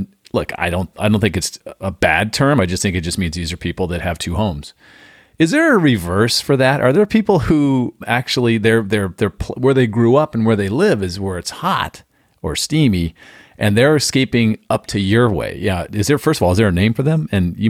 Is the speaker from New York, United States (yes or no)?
no; San Diego, California, United States; also born or lived in Phoenix, Arizona; now in St. Petersburg, United States; Growing up in San Diego and then living in Phoenix for 17 years and now being in St. Petersburg, Florida for the last 7 years